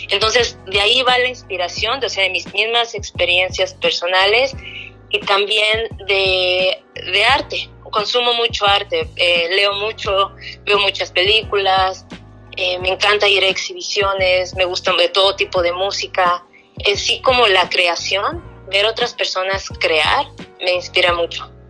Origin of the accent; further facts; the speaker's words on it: Mexico; now in Canada; no sabía si era todavía como eh, mexicano o canadiense o dónde estaba y era mi manera de arraigarme. Entonces antes pintaba muchas cosas relacionadas más con México